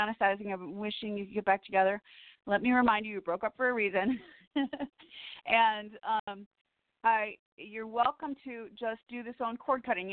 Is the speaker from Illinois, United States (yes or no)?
yes; Woodstock, Illinois, United States; now in Los Angeles, United States; I'm from Woodstock, Illinois, so 30 minutes from Lake Geneva, Wisconsin